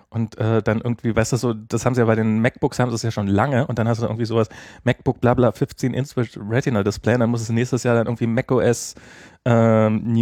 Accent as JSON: {"language": "German", "country": "Germany", "said": "also einfach seufzen kann man als Deutscher auch ganz"}